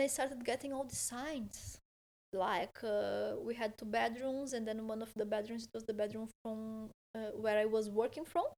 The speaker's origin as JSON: {"language": "English", "town": "Porto Alegre", "region": "Rio Grande do Sul", "country": "Brazil", "second_language": "English", "moved": "yes", "lives_now": "Malaga, Spain", "said": "I'm from Porto Alegre, which is a city close to Uruguay, very south"}